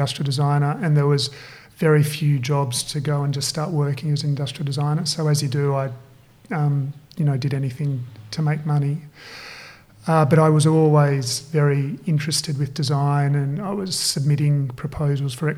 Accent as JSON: {"language": "English", "town": "Perth", "region": "Western Australia", "country": "Australia", "tie": "born or raised there", "moved": "as an adult", "lives_now": "Sydney, Australia", "said": "I grew up in Perth and I moved to Sydney to study industrial design."}